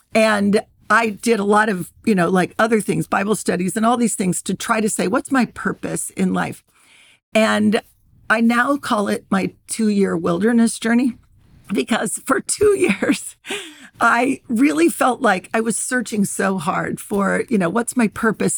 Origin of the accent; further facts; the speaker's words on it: Ohio, United States; I grew up in Ohio, and I grew up in the sixties and seventies